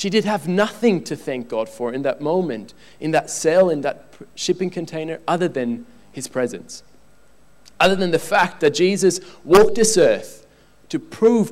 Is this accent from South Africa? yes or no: no; Switzerland; I'm from Switzerland